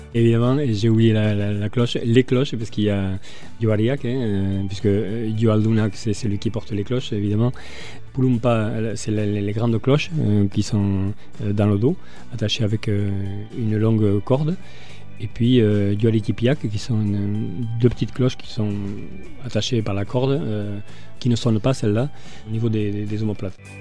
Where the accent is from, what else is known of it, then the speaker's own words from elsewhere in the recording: Hasparren, Nouvelle-Aquitaine, France; moved away as an adult; je suis asparin mais j'habite ailleurs